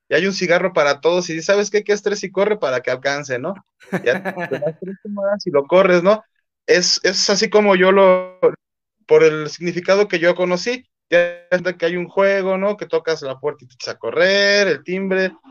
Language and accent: Spanish; Mexico; pues si soy mexicano, ¿por qué en inglés, no?